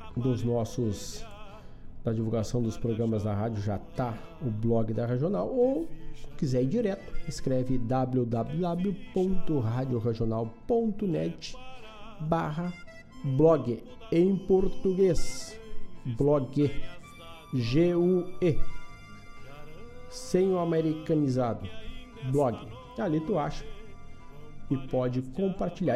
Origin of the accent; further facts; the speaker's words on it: Ervaldo Sul, Rio Grande do Sul, Brazil; vai até Ervaldo Sul, na minha terra